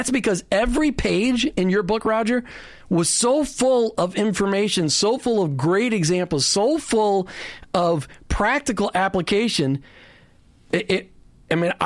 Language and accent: English; Minnesota, United States; also born or lived in the South; now in Southern US; I grew up in Minnesota